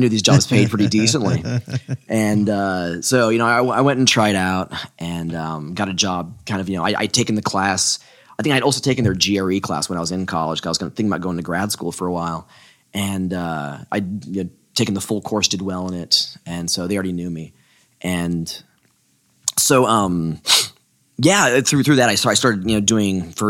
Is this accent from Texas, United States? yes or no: yes; Houston, Texas, United States; moved away as an adult; also born or lived in Austin, Texas / Portland; I grew up in Houston